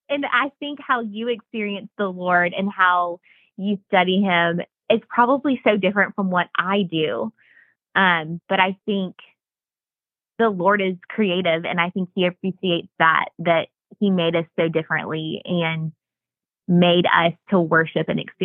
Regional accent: the Bible Belt, United States; I don't know if it was the time in which I was growing up or growing up in the Bible Belt or what it was

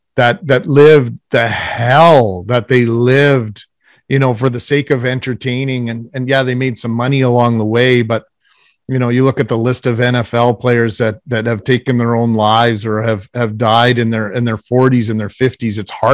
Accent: Texas, United States; We didn't play football when we were kids. We played a game called Kill the Guy with the Football. Growing up in Texas.

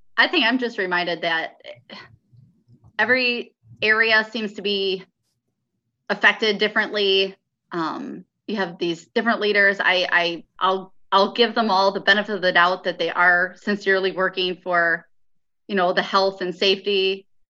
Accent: Michigan, United States; moved away; I'm from Michigan

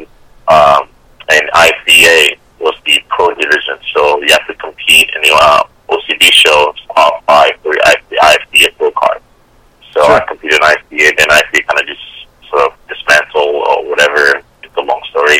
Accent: Chicago, Illinois, United States; moved away as an adult; also born or lived in South Korea; now in St. Louis, United States; originally I'm from Chicago. So went to high school south suburbs of Chicago

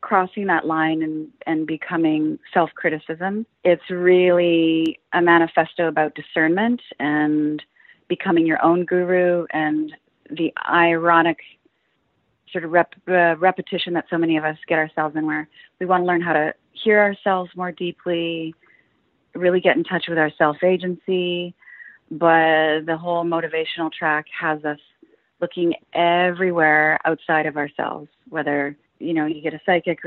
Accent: Windsor, Ontario, Canada; now in Vancouver, Canada; I'm from Windsor, Ontario, which is right across from Detroit.

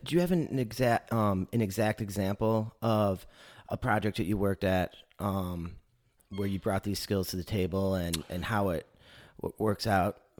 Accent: Michigan, United States; now in Chattanooga, United States; I'm, I'm from Michigan

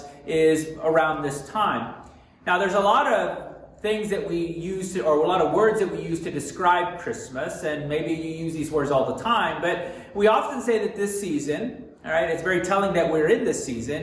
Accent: Texas, United States; moved away; also born or lived in Montana; I'm originally from the South. And in Texas, we really didn't have winter

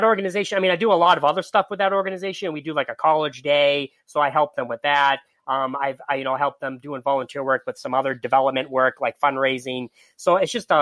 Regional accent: Boston, Massachusetts, United States; I'm from Boston, I grew up outside of Boston

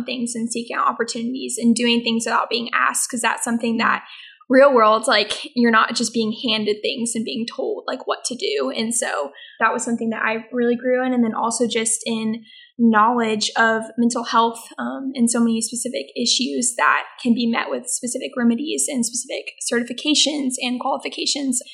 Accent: The Woodlands, Texas, United States; I'm originally from the Woodlands, so just home for the summer

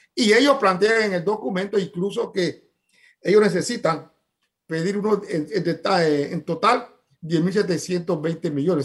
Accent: Panama; como panameños

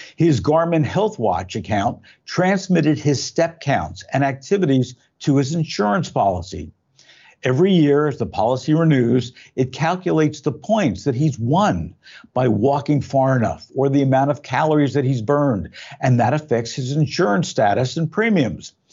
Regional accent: Belleville, New Jersey, United States; now in Southern California, United States; I grew up in Belleville, New Jersey

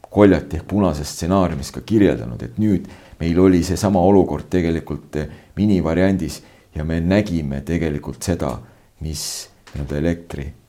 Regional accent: Võru County, Estonia; moved away; also born or lived in Setomaa; mu sünnikodu paikneb äh, nüüd uue administratiivse jaotuse järgi siis äh, Võru maakonna Võru valla Kliimakülas

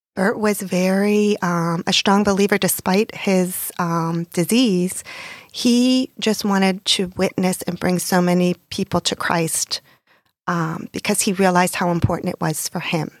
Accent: Pittsburgh, Pennsylvania, United States; moved away as an adult; also born or lived in New York metropolitan area; now in South Florida, United States; I grew up in Pittsburgh, Pennsylvania

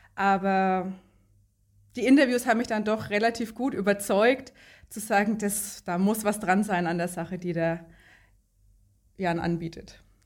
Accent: Lower Franconia, Bavaria, Germany; ich komme aus Unterfranken in Bayern. Zwischen Bamberg und Schweinfurt ist das, kleines Dorf, in dem ich wohne.

